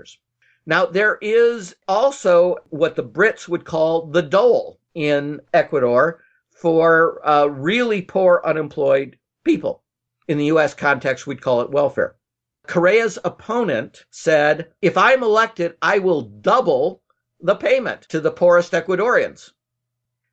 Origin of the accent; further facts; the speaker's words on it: United States; I'm an American